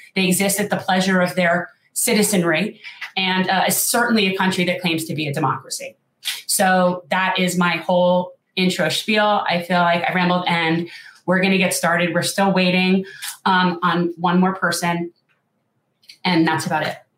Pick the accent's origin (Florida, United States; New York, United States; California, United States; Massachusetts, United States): Florida, United States; North Miami Beach; I was born in North Miami Beach, second generation Jewish South Floridian.